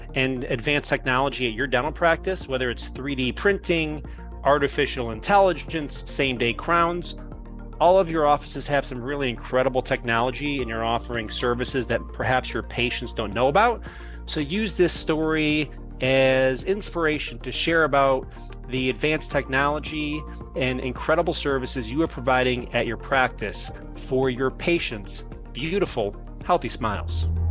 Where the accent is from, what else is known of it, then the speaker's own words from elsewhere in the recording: Chicago, Illinois, United States; I'm from Chicago